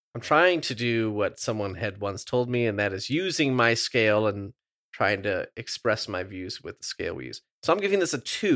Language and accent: English; Midwest, United States; I'm from the Midwest